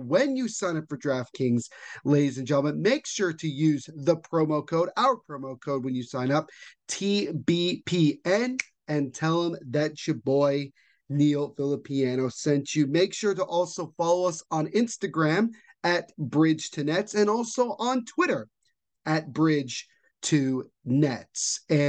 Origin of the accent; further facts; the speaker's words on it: New Jersey, United States; First and foremost, I am from Central New Jersey. Yes, it does exist for anybody who's in this state or I understand what I'm referring to.